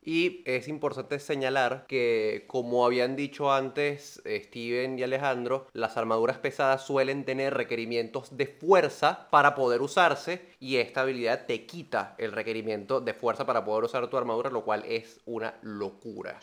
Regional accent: Venezuela; somos venezolanos

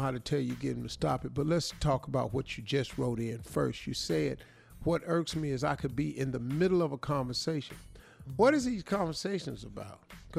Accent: the South, United States; we from the South. Everybody on this show from the South.

